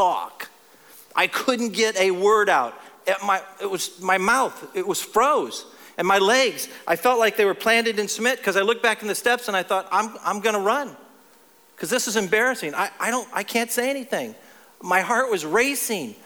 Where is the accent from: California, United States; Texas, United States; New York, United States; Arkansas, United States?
Texas, United States; also born or lived in Ohio; in my hometown of Texas now, I used to live in Ohio, but in my hometown of Texas